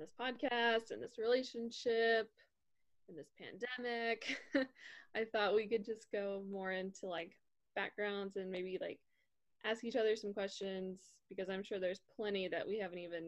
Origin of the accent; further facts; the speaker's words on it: a suburb just outside of Dallas, Texas, United States; I grew up in a suburb just outside of Dallas, Texas